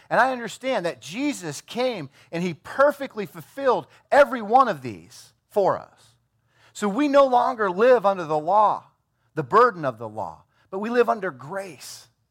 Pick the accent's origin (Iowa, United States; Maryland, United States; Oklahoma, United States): Iowa, United States; I'm from Iowa